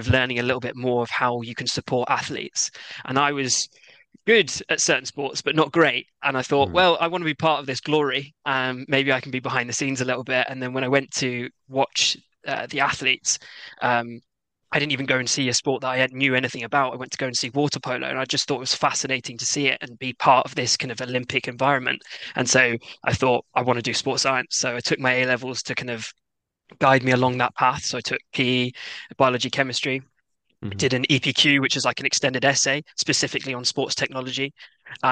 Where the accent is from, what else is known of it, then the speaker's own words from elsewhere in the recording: England, United Kingdom; accent: English; also born or lived in Japan / Glasgow; I was born out in Japan and then moved back to the UK. Both my parents are very proud Scots, but unfortunately, they brought me up in England, so I've got this English accent